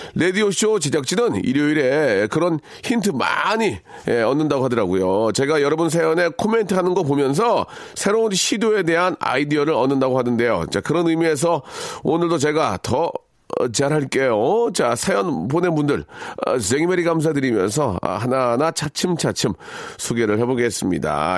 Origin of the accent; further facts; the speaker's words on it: Seoul, South Korea; also born or lived in Jeonju; 저 개화초등학교 맞습니다. 개화초등학교 맞고